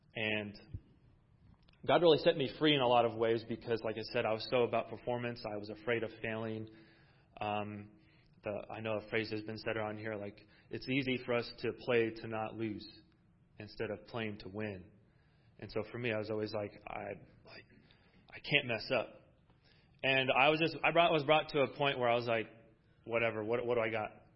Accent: Iowa, United States; moved away as an adult; now in California, United States; I'm originally from Iowa. I'm not a California. Well, I, I guess I'm a California boy now

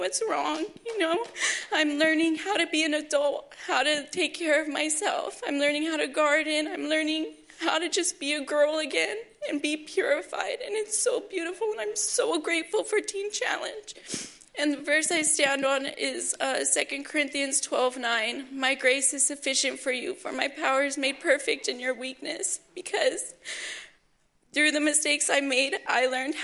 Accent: Oxnard, California, United States; I'm from Oxnard, California. I'm 25 years old, and I grew up in a good home

